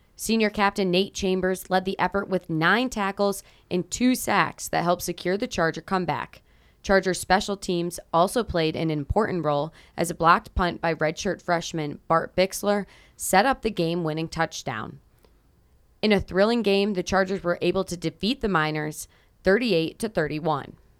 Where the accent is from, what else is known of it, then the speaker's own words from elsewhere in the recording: Rochester, New York, United States; moved away; I'm from Rochester, New York